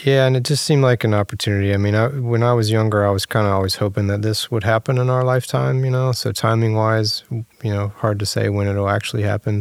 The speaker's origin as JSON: {"language": "English", "town": "Virginia Beach", "region": "Virginia", "country": "United States", "said": "I'm from Virginia, Virginia Beach"}